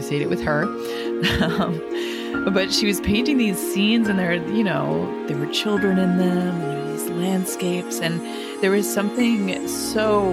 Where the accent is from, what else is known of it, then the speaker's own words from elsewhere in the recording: Rochester, New York, United States; accent: Rochester accent; also born or lived in Danbury, Connecticut; I grew up in Rochester, New York, in a lovely suburb called Pittsford